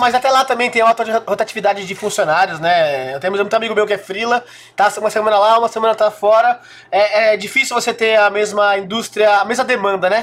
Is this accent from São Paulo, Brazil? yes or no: yes; São Caetano do Sul, São Paulo, Brazil; eu tive a felicidade de nascer numa cidade próxima, São Caetano do Sul